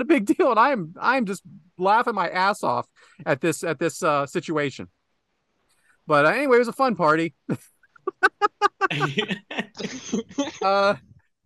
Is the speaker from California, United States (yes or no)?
no; Western Pennsylvania, United States; I'm from Western Pennsylvania.